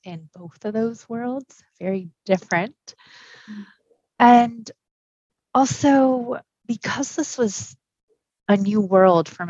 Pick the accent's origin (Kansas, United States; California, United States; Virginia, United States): California, United States; Orange County; English is a second language; also born or lived in Pasadena; And I grew up in Orange County, very different.